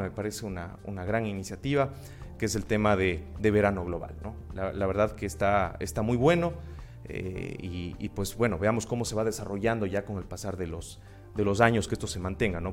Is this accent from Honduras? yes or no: no; Cuenca, Azuay, Ecuador; also born or lived in Loja, Ecuador; mi ciudad natal, en Cuenca